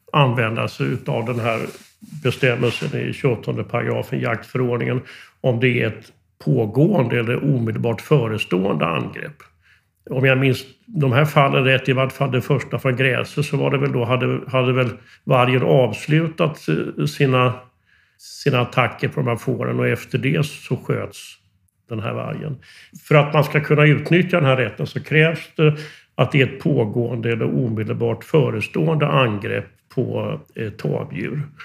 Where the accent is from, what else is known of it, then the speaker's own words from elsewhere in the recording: Västervik, Kalmar County, Sweden; jag är eh, fiskarpojk från Västerviks skärgård